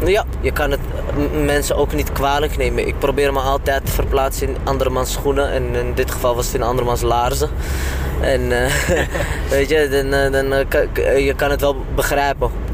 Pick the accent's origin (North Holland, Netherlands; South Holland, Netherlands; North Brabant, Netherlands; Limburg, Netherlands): North Holland, Netherlands; Amsterdam; ik ben gewoon opgegroeid in Amsterdam-Oost